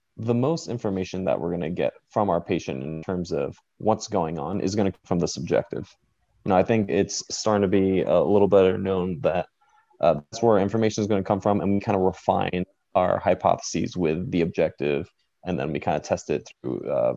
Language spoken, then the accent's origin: English; Lynbrook, New York, United States; moved away as an adult; also born or lived in Austin, Texas / Los Angeles, California; now in Arlington, United States; I'm from Long Island, New York, a town called Lynbrook